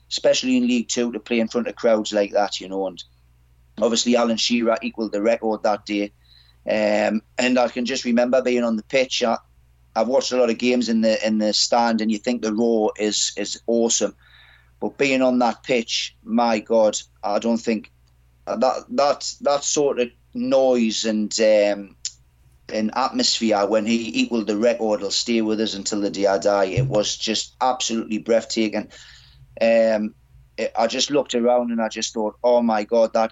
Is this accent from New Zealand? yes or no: no; North East England, United Kingdom; moved away as an adult; I'm from the Northeast